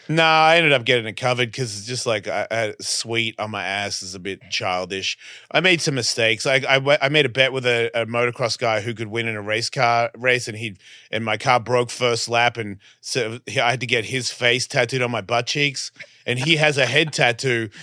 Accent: Australia; accent: Australian; moved away; I'm Australian

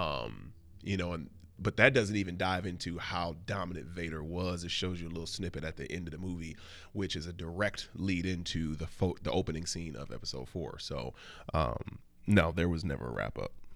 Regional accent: Flint, Michigan, United States; now in New York, United States; I'm a old-fashioned Midwestern gentleman. I'm from Flint, Michigan

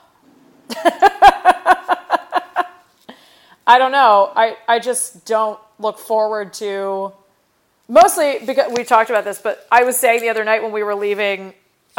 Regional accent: Cleveland, Ohio, United States; moved away; I'm from Cleveland

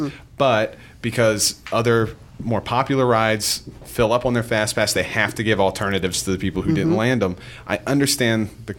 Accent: near Williamsburg, Virginia, United States; I grew up near Busch Gardens Williamsburg

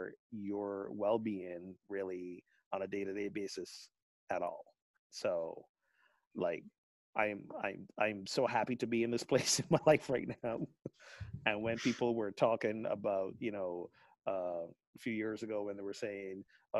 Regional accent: Barbados; moved away; my home country of Barbados

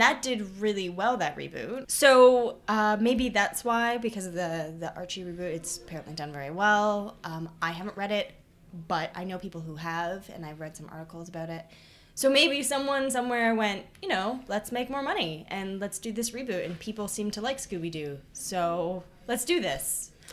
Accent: Toronto, Ontario, Canada; moved away as an adult; now in Hamilton, Canada; I am from Toronto

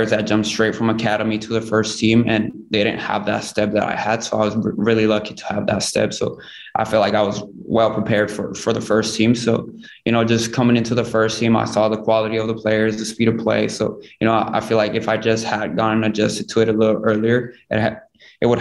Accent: United States; I am American, but I'm also Mexican because at home I speak Spanish

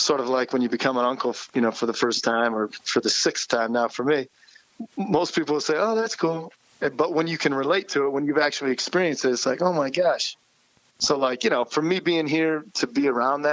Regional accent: Delta, Ohio, United States; moved away as an adult; also born or lived in Topeka, Kansas / Kansas City; now in Michigan, United States; it's a small town called Delta, which is just outside of Toledo.

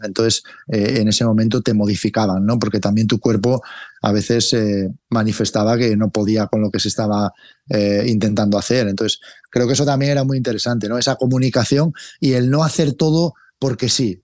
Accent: Cangas del Narcea, Asturias, Spain; now in Madrid, Spain; en mi pueblo, aquí en Cangas

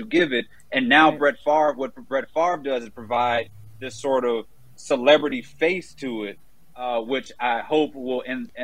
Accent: Jackson, Mississippi, United States; moved away; growing up in Jackson, Mississippi

